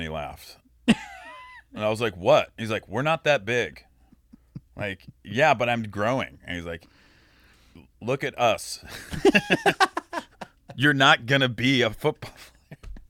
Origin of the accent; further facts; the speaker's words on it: Wilmette, Illinois, United States; Because I was raised in Wilmette, sick. Illinois, where he grew up.